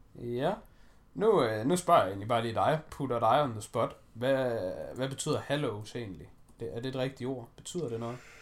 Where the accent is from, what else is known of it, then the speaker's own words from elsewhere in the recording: Denmark; vi er danskere